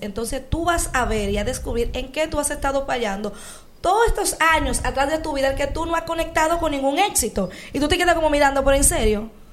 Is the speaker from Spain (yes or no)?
no; Dominican Republic; nosotros como dominicanos